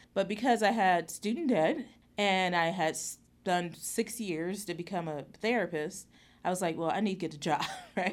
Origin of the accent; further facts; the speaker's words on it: Youngstown, Ohio, United States; moved away; I grew up in Youngstown, Ohio